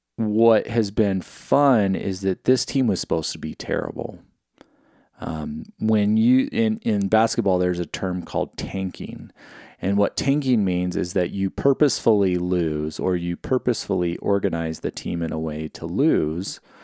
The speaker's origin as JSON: {"language": "English", "region": "California", "country": "United States", "tie": "born or raised there", "said": "when I grew up in California"}